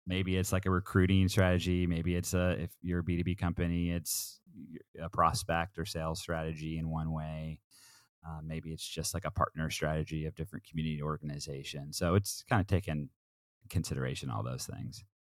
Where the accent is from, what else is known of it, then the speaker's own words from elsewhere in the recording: Southern Oregon, United States; also born or lived in Portland, Oregon; I'm an Oregon kid. I grew up in Southern Oregon.